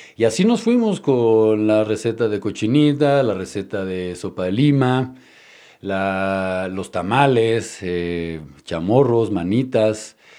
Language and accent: Spanish; Mexico City, Mexico; Yo nazco en la Ciudad de México, soy mexicano.